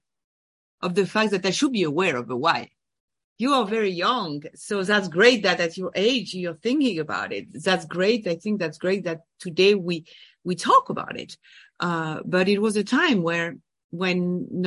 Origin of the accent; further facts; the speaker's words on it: France; English is a second language; moved away as an adult; also born or lived in Boston / Paris; now in New York, United States; I am from France. I was born and raised in France